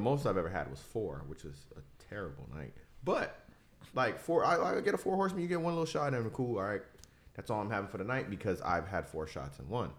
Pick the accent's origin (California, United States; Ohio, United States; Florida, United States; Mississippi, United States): Florida, United States; Miami; now in Tampa, United States; I'm from Miami